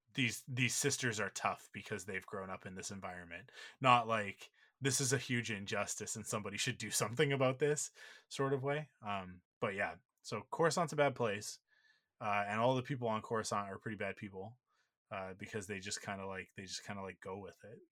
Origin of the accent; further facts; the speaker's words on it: Vancouver, British Columbia, Canada; I grew up in Vancouver